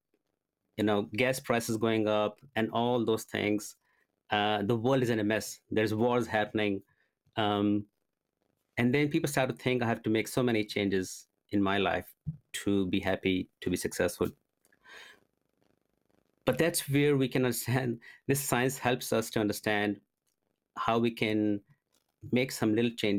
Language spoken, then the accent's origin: English; India; I was born and brought up in India